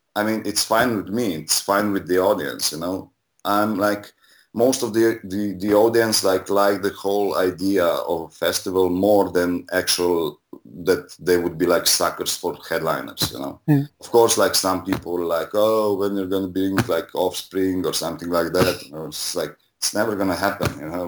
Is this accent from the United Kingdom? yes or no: no; Slovenia; now in Ljubljana, Slovenia; my first show I, I did when I was 17 in 95. Um, and it was like a punk rock show in my hometown. And then in 97, I moved to Ljubljana